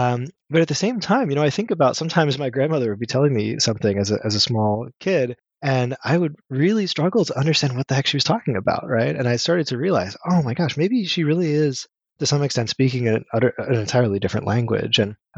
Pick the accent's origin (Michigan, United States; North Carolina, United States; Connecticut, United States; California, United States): North Carolina, United States; also born or lived in Minneapolis, Minnesota; So I grew up at least for my high school and sort of middle school years in North Carolina as well. I came from Minneapolis, Minnesota, though, which is where I was born.